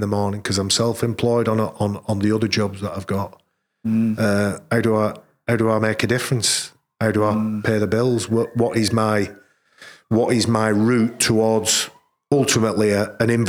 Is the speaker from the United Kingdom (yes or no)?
yes; Oldham, North West England, United Kingdom; moved away; also born or lived in Wigan / Leeds; I was born in Oldham, but made in Leeds